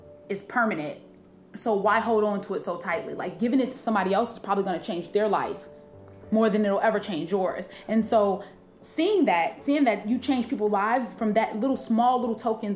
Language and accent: English; Harvey, Illinois, United States; I'm from Harvey, Illinois